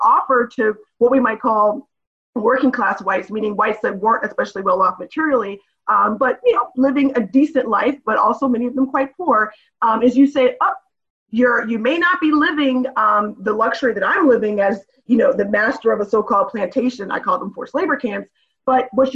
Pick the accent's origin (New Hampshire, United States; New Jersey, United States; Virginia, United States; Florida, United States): Virginia, United States; Northern; I'm a Virginian, I went to William & Mary for undergrad, I grew up in Nova